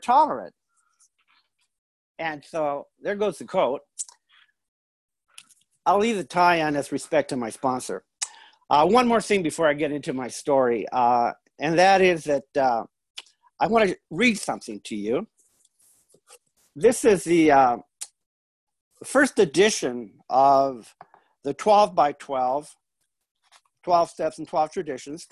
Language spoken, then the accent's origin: English; United States; first language Spanish; English is a second language; I grew up, you know, in this barrio, which is it's a village of people. Most of them are refugees from the Revolutionary War. All of them speak Spanish, and so when I grew up, my first language was Spanish